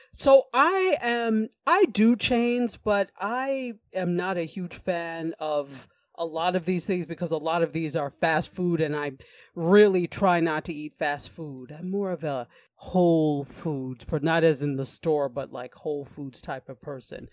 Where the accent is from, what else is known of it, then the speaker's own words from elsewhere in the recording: New York, United States; I'm from New York State